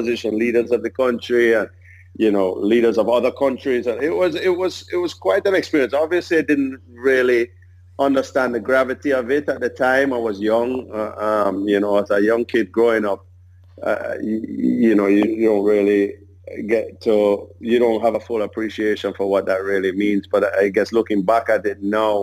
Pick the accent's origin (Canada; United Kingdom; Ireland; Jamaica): Jamaica; I was born in Jamaica in 1974